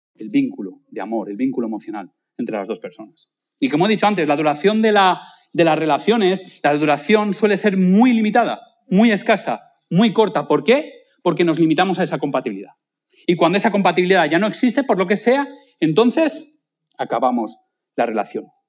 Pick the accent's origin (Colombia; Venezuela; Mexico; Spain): Spain; nosotros, pues como buenos españoles, pues no damos propina.